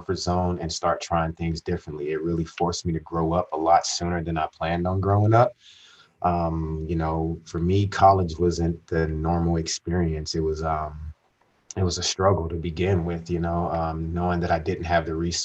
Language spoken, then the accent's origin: English; Las Vegas, Nevada, United States; also born or lived in Reno, Nevada; I am born and raised in Las Vegas, Nevada.